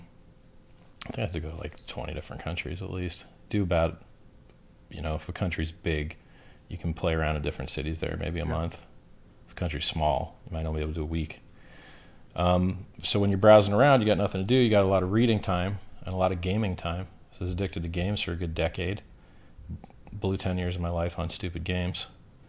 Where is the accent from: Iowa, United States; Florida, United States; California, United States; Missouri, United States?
Florida, United States; growing up in Florida